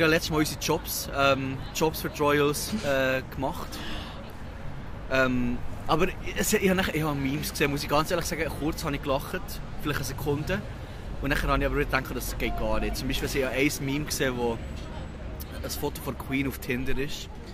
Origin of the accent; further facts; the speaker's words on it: Switzerland; accent: Swiss German; now in London, United Kingdom; ich rede auf Schweizerdeutsch